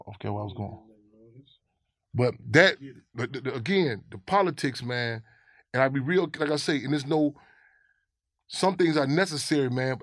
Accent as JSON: {"language": "English", "town": "Chicago", "region": "Illinois", "country": "United States", "tie": "born or raised there", "said": "I grew up in Chicago"}